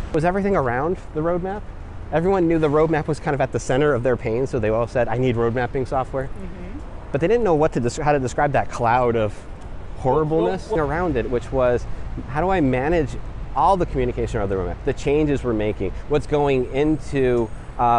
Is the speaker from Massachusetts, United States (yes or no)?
yes; Western Massachusetts, United States; now in New York City, United States; I was born in Western Massachusetts. If you're familiar with things like Tanglewood and the Berkshires, that's my area